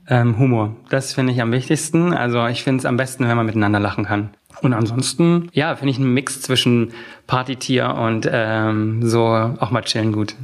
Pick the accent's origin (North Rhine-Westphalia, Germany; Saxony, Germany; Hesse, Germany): Saxony, Germany; Oschatz; moved away as an adult; now in Berlin, Germany; Aus Oschatz, das ist eine Kleinstadt äh, zwischen Leipzig und Dresden